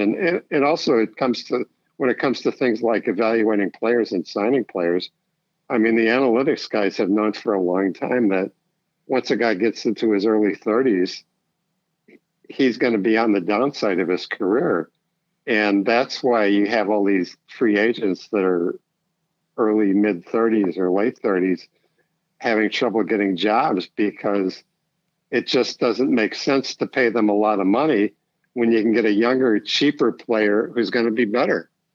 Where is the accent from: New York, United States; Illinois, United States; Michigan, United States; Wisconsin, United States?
Illinois, United States; Chicago; also born or lived in Niles, Illinois; I grew up in Chicago, and uh, I actually lived on the north side, and then in the suburbs.